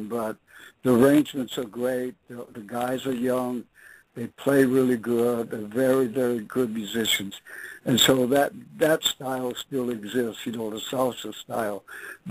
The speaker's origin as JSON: {"language": "English", "area": "Bay Area", "region": "California", "country": "United States", "tie": "born or raised there", "said": "I'm brought up, you know, I come from the Bay Area, you know, and there's that hub of the Bay Area where we were all coming up"}